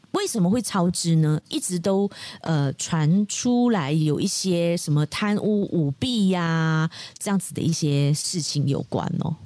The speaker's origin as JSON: {"language": "Chinese", "country": "Malaysia", "said": "我们马来西亚华人"}